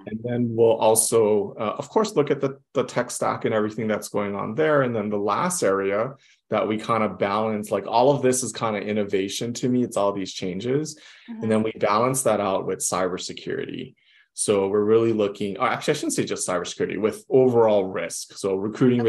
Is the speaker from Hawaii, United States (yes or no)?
yes; Hawaii, United States; also born or lived in Las Vegas / Houston / San Francisco; I'm from Hawaii, born mm-hmm. and raised in Hawaii